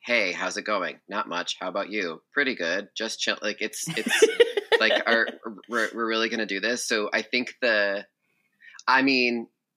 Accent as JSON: {"language": "English", "region": "Massachusetts", "country": "United States", "said": "I'm from Massachusetts"}